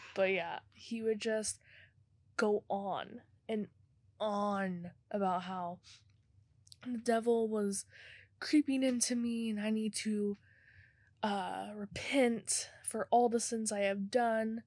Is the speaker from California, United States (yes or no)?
no; Tulsa, Oklahoma, United States; I'm from Tulsa